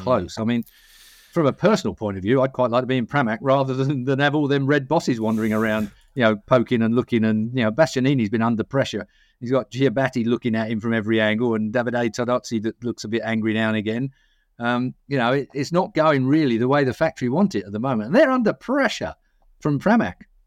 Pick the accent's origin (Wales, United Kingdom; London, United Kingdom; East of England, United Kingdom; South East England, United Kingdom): East of England, United Kingdom; Essex; I'm from Essex